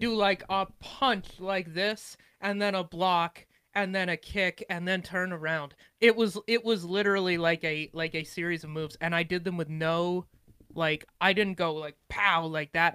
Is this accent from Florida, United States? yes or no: no; Montana, United States; I'm from Montana